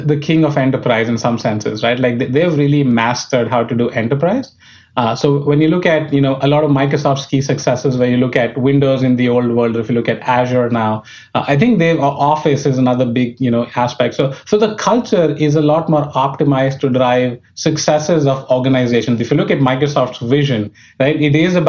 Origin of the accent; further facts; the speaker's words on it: New Delhi, Delhi, India; moved away as an adult; I was born in India, brought up in New Delhi, which was the capital.